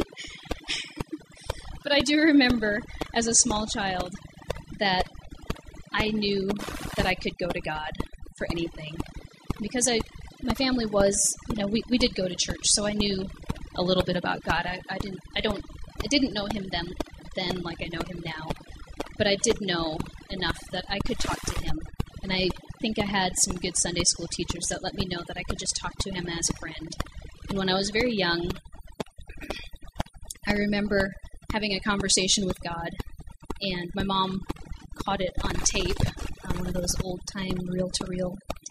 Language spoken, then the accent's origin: English; Cedarburg, Wisconsin, United States; I grew up in Cedarburg, Wisconsin, a small town